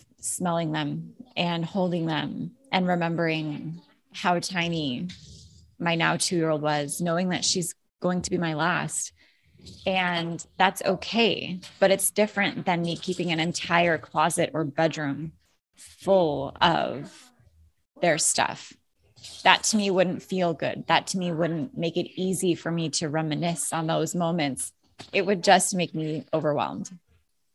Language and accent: English; Alaska, United States; now in Florida, United States; I grew up in Alaska, where the scenery is just, it's beautiful.